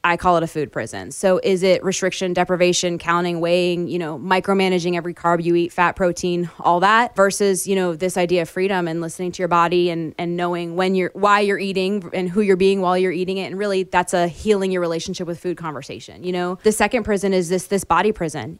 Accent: Florida, United States; moved away; I grew up in Florida where we had two seasons, hot and hotter

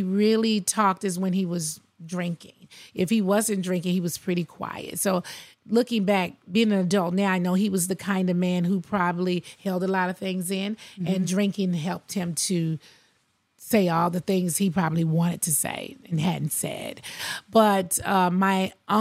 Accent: Athens, Georgia, United States; born or raised there; also born or lived in Queens, New York City

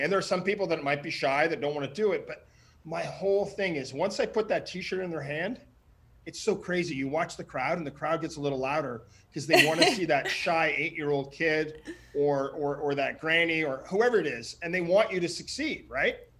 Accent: Ottawa, Ontario, Canada; moved away; my hometown in Ottawa

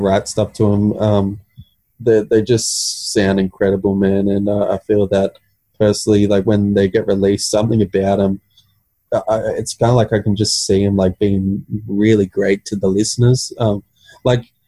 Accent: Central Coast, New South Wales, Australia; I'm from the Central Coast.

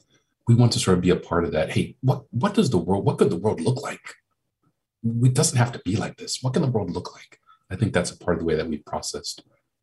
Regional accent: Baltimore, Maryland, United States; moved away as an adult; also born or lived in Boston; now in Philadelphia, United States; I'm a Black man, and I'm originally from Baltimore, but Philly's my adopted city. I've lived here for a quarter century.

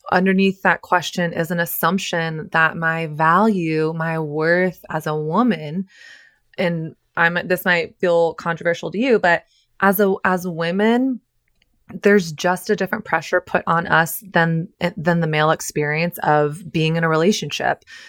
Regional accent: Texas, United States; when I was growing up in Texas

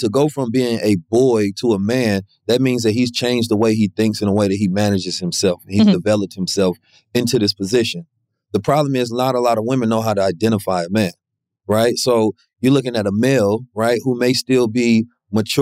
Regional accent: Oakland, California, United States; now in Los Angeles, United States; I'm from Oakland, man. So growing up, I got an older brother

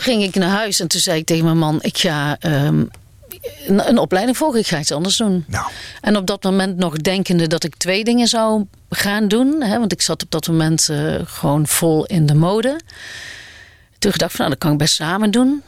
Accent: Aarle-Rixtel, North Brabant, Netherlands; accent: Brabantian; moved away; also born or lived in Amsterdam; ben geboren en getogen in eh, Alerikstel

